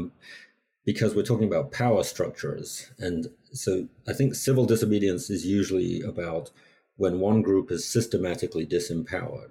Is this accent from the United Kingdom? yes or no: yes; England, United Kingdom; moved away; I grew up in England, where there wasn't so much